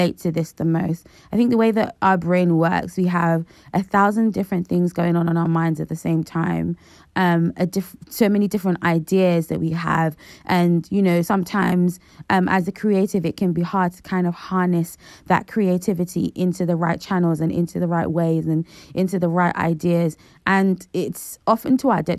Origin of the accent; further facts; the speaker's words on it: Nigeria; the Nigerian in me